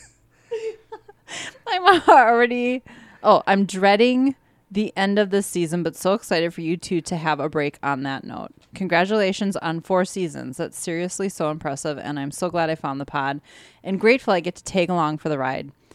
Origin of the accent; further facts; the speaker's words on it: Wisconsin, United States; We're from Wisconsin